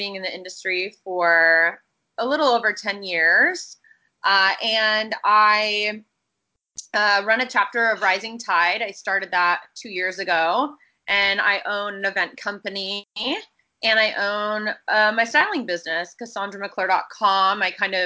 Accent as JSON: {"language": "English", "region": "Washington", "country": "United States", "tie": "born or raised there", "also_born_or_lived": "Los Angeles", "moved": "as an adult", "said": "I'm from Washington State"}